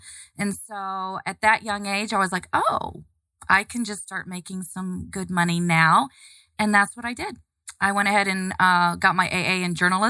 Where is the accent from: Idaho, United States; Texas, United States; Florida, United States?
Florida, United States; Melbourne; moved away as an adult; now in Atlanta, United States; I grew up in Melbourne, Florida. So southeast, directly, across from Orlando.